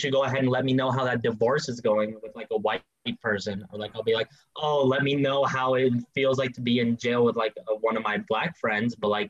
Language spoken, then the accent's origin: English; Mexico; Yeah, like even me, like being friggin' Mexican